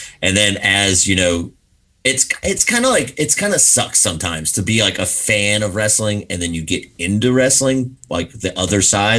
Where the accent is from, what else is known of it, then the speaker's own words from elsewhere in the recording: Roanoke, Virginia, United States; moved away; also born or lived in Florida; I grew up in Virginia